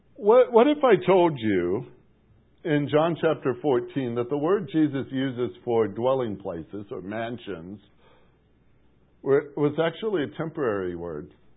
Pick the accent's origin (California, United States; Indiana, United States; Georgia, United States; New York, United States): Indiana, United States; Portage; moved away; As a youngster growing up in Portage, Indiana, it was right on the bottom of Lake Michigan